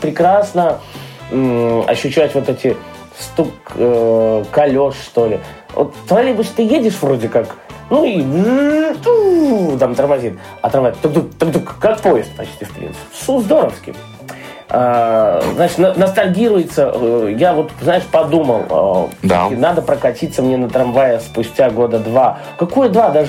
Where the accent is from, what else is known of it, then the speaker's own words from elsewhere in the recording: Belarus; Ну, на то мы и белорусы. Зарабатываем на бульбу, мясо и сало.